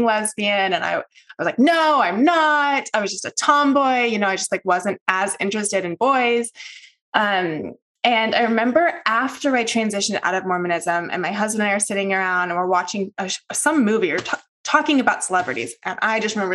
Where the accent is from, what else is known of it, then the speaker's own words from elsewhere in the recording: the South, United States; I grew up in the South, the very conservative South in the United States